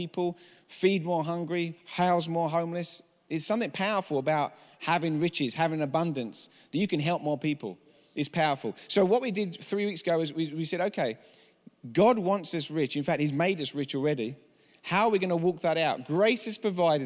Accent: England, United Kingdom; accent: English; now in United States; I'm from England

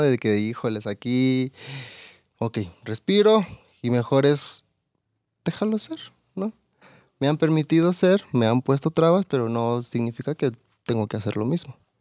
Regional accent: Campeche, Mexico; now in Querétaro, Mexico; yo soy de Campeche

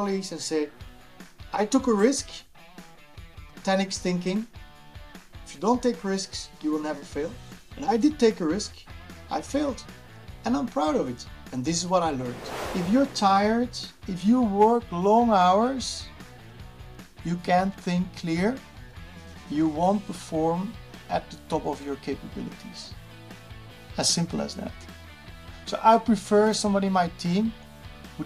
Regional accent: Leuven, Flanders, Belgium; I am born and raised and still live close to Leuven

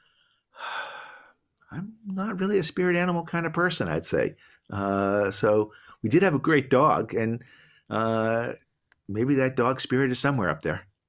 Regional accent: Boston, Massachusetts, United States; I grew up in Boston. I'm a Celtics guy

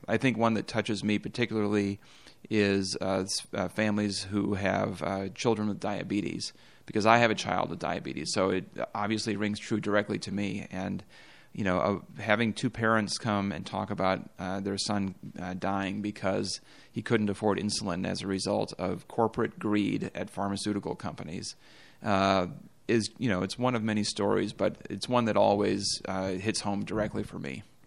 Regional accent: Bemidji, Minnesota, United States; I was born and raised in Bemidji, outside of Bemidji

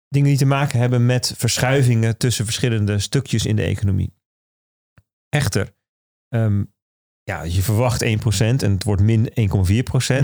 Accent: Netherlands; als Nederlander

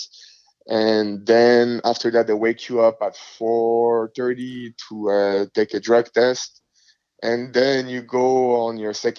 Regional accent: Montreal, Quebec, Canada; English is a second language; moved away as an adult; I was a guy from Montreal

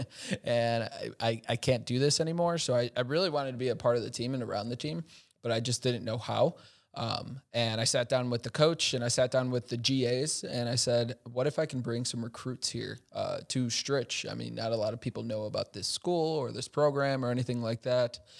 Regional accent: Chicago, Illinois, United States; now in Milwaukee, United States; I'm originally from Chicago

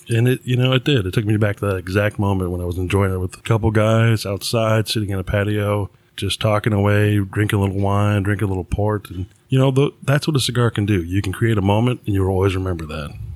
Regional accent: New York, United States; I grew up in New York

